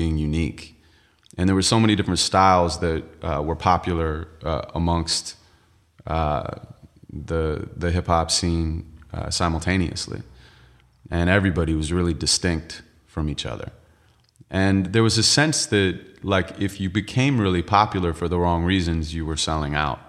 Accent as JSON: {"language": "English", "town": "Santa Monica", "region": "California", "country": "United States", "tie": "born or raised there", "said": "I'm from L A, and, uh, I was born and raised in Santa Monica."}